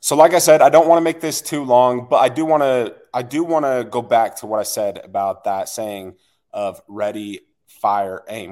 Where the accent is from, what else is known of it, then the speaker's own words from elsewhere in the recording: West Jordan, Utah, United States; I am from West Jordan, Utah.